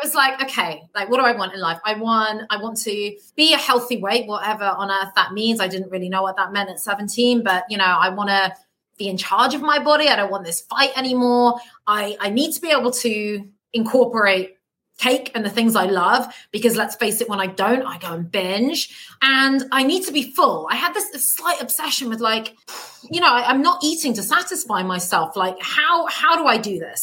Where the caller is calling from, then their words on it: London, United Kingdom; I'm calling from London, so I live here in the UK